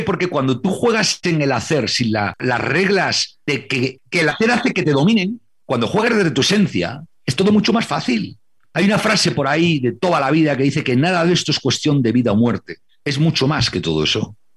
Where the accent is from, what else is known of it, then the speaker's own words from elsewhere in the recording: Santander, Cantabria, Spain; Cuando yo era pequeño y veía en casa de mis abuelos en Santander, en Cantabria, en España